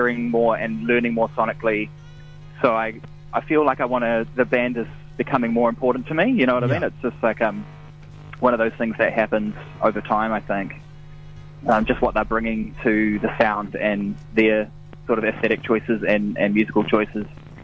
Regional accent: Lower Hutt, Wellington, New Zealand; born or raised there; also born or lived in Wainuiomata

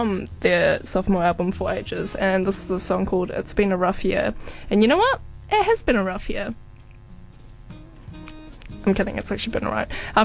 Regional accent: New Zealand; being like a young woman as well, like growing up in New Zealand

